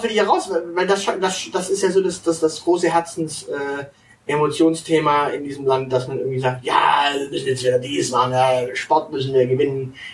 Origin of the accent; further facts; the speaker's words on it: Swabia, Germany; accent: Swabian; auf meine, meine Mundart, die nennt man ja Schwäbisch.